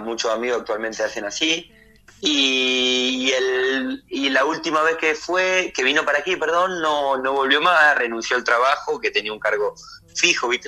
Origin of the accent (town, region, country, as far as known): Argentina; moved away as an adult; also born or lived in England / Spain